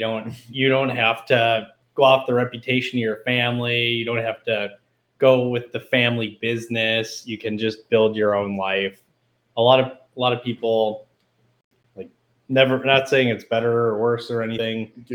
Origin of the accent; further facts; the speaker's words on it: Wisconsin, United States; Now people can't even pick up that I'm from Wisconsin.